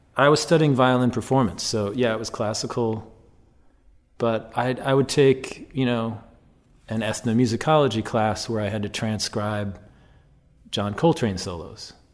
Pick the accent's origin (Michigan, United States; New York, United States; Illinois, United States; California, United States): Illinois, United States; Chicago; I grew up in Chicago on the North Shore